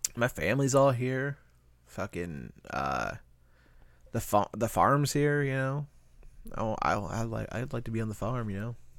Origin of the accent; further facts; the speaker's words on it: Iowa, United States; We're from Iowa